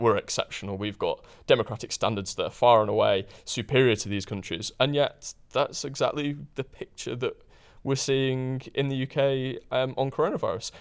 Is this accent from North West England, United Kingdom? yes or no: no; Huddersfield, Yorkshire and the Humber, United Kingdom; I grew up in Huddersfield, which is a town in, in West Yorkshire